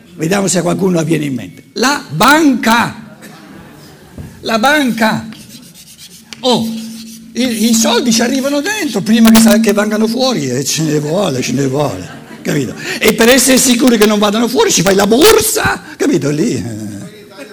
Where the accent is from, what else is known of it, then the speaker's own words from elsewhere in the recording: Germany; da buon tedesco